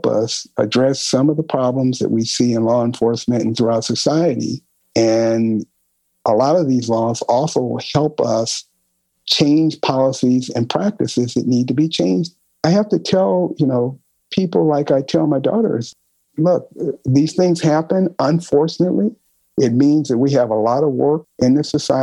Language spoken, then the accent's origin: English; Los Angeles, California, United States; I grew up in South Central